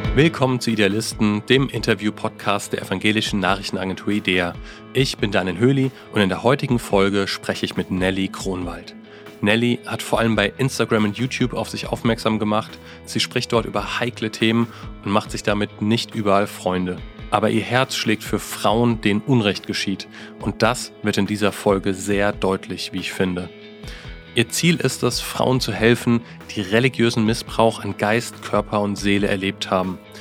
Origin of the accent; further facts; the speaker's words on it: Germany; Ich als Deutscher